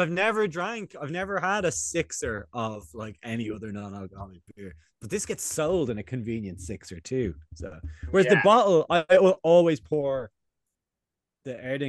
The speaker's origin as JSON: {"language": "English", "region": "Scotland", "country": "United Kingdom", "said": "I'm really from Scotland. I say things like him and heather, you know?"}